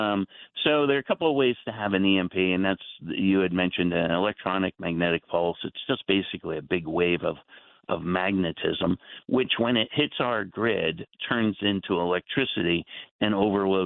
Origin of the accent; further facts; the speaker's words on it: New Jersey, United States; I grew up in the New Jersey area